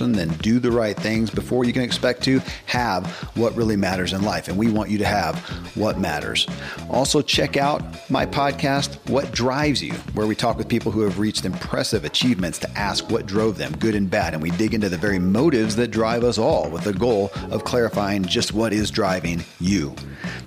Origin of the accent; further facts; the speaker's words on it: the Bible Belt, United States; I grew up in the Bible Belt